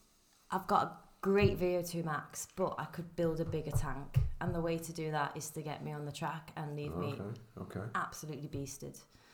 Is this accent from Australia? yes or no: no; Wrexham, Wales, United Kingdom; I grew up in North Wales, in Wrexham. Yeah. And then my parents are from down, well, one's from down south, one's from up north. So I'm a little bit from nowhere.